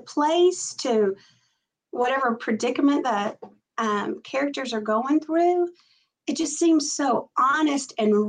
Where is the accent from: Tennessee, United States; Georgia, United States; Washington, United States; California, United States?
Tennessee, United States; You know, I was born and raised in Middle Tennessee. And even though I moved out of my little town, I never really left Middle Tennessee. So the South is all I know.